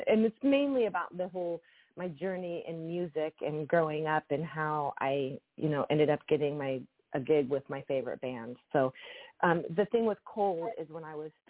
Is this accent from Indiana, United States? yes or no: yes; Indiana, United States; now in Los Angeles, United States; I'm originally from Indiana.